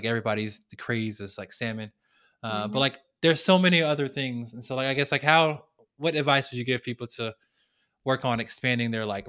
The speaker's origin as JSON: {"language": "English", "region": "the South", "country": "United States", "tie": "born or raised there", "said": "So growing up in the South, we are used to our fried this, sodium filled that, high in fat this, right?"}